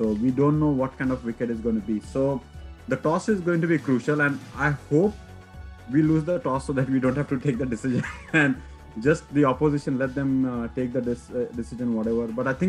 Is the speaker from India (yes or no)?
yes; India; I'm an Indian